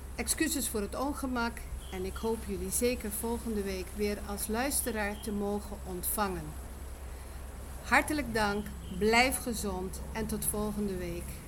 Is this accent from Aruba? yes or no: yes; Aruba; moved away; het Papiamento, de taal van het eiland Aruba, waar ik ben geboren en getogen